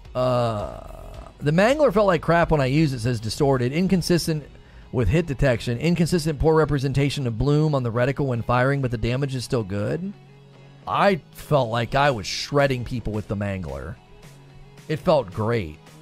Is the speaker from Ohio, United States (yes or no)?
yes; Canton, Ohio, United States; now in Louisville, United States; I am originally from northeastern Ohio. I grew up in Canton, Ohio.